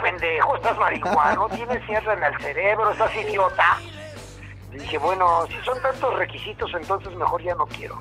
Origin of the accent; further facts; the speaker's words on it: Puebla, Mexico; Los poblanos estamos conquistando el mundo